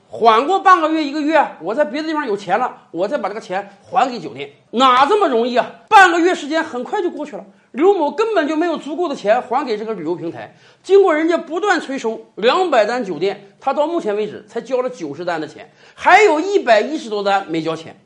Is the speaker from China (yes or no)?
yes; China; 我们中国人